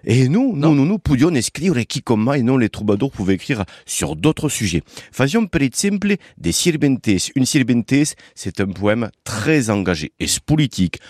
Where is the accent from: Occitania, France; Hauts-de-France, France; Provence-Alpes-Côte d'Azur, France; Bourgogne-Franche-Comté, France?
Occitania, France; chez nous en Occitanie